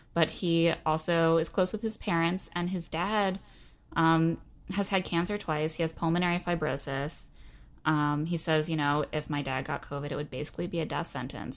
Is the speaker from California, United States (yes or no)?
no; Indiana, United States; moved away; I also was born and raised in Indiana